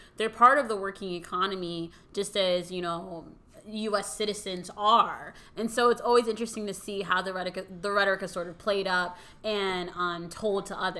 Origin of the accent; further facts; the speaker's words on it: United States; yes, I'm American, I was born in the US and, you know, like all of that, but then I also lived and I have this like this strong Dominican culture